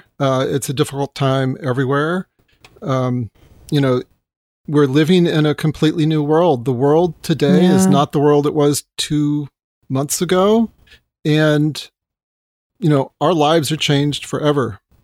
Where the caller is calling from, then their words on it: Los Gatos, California, United States; Los Gatos, California.